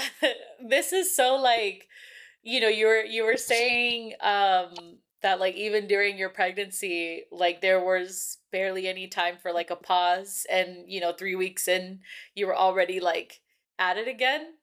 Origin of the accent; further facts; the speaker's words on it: California, United States; now in Texas, United States; I'm from California